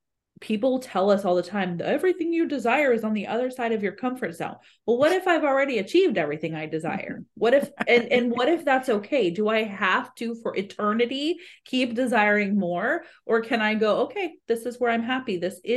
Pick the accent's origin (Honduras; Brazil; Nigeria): Brazil; moved away; And I grew up in Brazil.